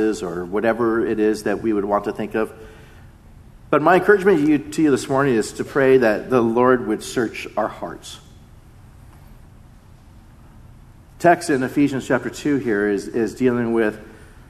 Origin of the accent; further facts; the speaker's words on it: Mission Viejo, California, United States; Being half Japanese growing up in Mission Viejo